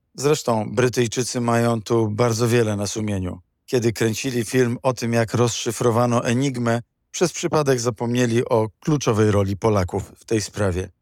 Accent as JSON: {"language": "Polish", "country": "Poland", "said": "My, Polacy"}